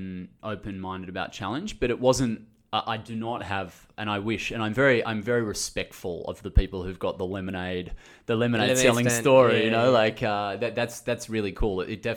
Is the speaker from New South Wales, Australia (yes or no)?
yes; Sydney, New South Wales, Australia; My background was I grew up in Sydney. There was no real business or commerce in my household.